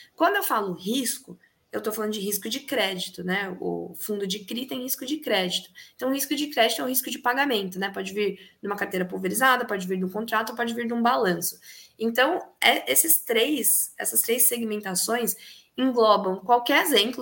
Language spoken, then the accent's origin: Portuguese; Piracicaba, São Paulo, Brazil; na minha cidade natal, que é Piracicaba